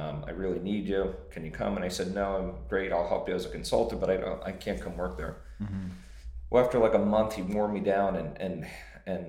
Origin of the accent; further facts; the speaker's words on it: Pennsylvania, United States; I grew up in Pennsylvania